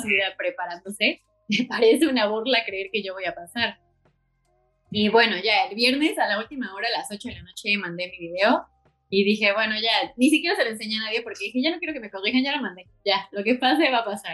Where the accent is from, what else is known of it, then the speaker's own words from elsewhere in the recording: Puebla, Mexico; also born or lived in León / New York; soy de Puebla